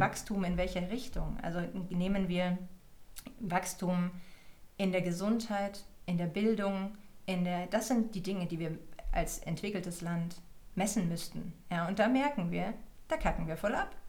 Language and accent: German; Germany; als Deutsche